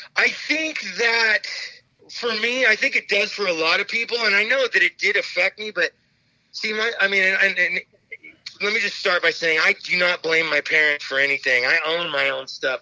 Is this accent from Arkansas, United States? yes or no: no; Phoenix, Arizona, United States; I grew up in Phoenix, Arizona